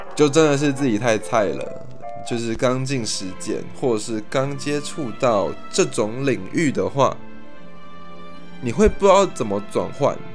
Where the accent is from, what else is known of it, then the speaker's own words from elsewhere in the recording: Taipei, Taiwan; also born or lived in Kaohsiung; 我是图像图的台北小孩